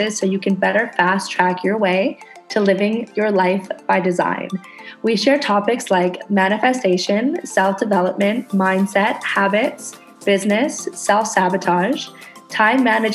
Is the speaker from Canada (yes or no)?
yes; Canada; now in Indonesia